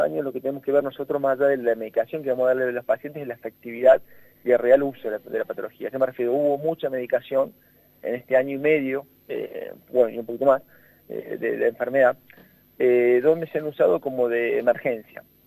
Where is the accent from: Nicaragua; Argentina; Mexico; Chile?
Argentina